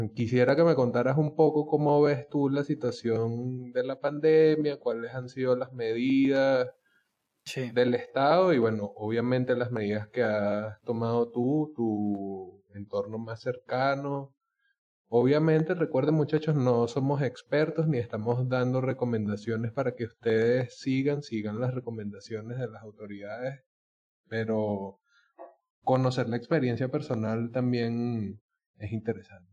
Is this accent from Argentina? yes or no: no; Venezuela; nosotros como somos venezolanos